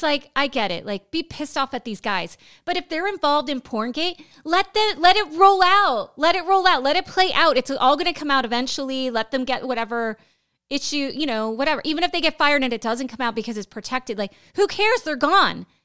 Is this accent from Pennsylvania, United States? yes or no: yes; Pennsylvania, United States; moved away; also born or lived in Florida; my home state of Pennsylvania.